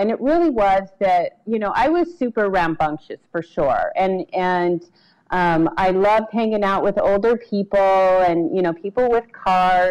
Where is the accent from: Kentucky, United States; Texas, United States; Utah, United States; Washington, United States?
Utah, United States; Salt Lake City; I was born in Salt Lake City, actually, and kind of bounced in and out of Utah most of my adolescent and young adult life